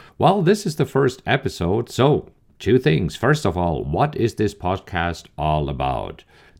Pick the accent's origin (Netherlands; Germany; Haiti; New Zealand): Germany; moved away as an adult; now in United States; how I came from Germany to the US, how I came with only a few thousand dollars in my pocket